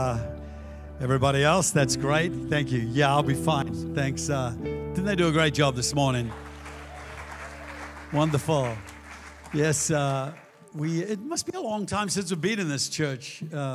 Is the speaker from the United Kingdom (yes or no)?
no; Australia; all the great things that make us Australians here